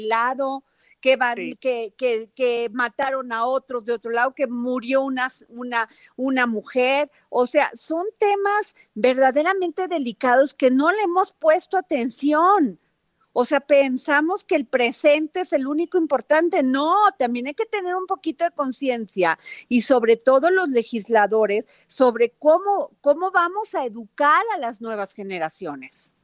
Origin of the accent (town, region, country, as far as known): Mexico